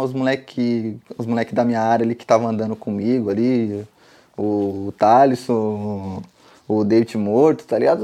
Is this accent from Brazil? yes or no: yes; Carapicuíba, São Paulo, Brazil; moved away as an adult; also born or lived in Osasco; now in Spain; nasci em Osasco, mas vivi minha vida toda em Carapicuíba, então eu sou de Carapicuíba mesmo